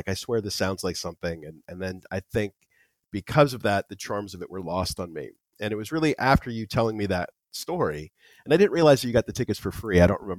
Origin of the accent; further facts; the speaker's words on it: Daytona Beach, Florida, United States; also born or lived in Tampa, Florida; I grew up in Daytona Beach, outside of Daytona Beach, actually.